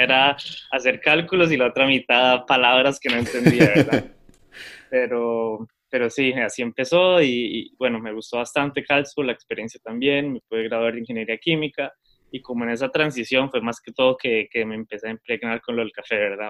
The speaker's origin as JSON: {"language": "Spanish", "country": "Costa Rica", "tie": "born or raised there", "also_born_or_lived": "Germany", "moved": "as an adult", "said": "estudié en un colegio, o sea, en Costa Rica"}